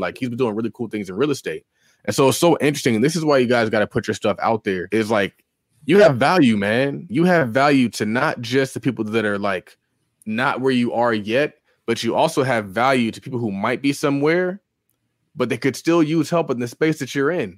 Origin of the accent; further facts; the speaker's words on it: California, United States; I'm from California